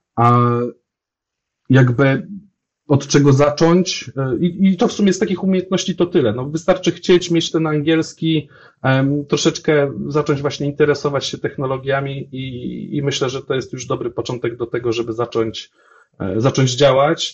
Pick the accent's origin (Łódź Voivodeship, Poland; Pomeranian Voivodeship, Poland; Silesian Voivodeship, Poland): Łódź Voivodeship, Poland; Łódź; jestem z Łodzi